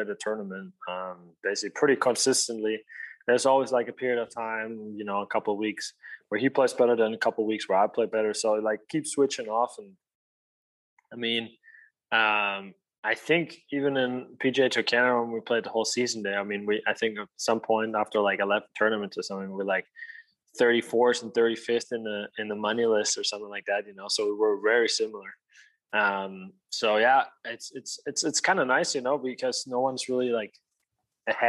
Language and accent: English; Germany; moved away as an adult; also born or lived in Colorado; now in Arizona, United States; I'm originally from Germany. I came over here to attend university at the University of Colorado in Boulder